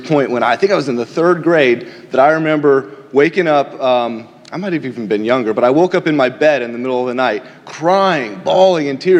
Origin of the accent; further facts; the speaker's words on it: California, United States; now in Washington, United States; I am originally from the state of California